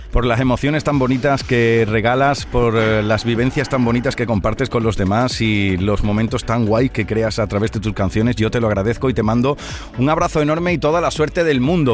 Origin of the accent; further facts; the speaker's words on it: Aracena, Andalusia, Spain; por Aracena, por mi tierra, por Huelva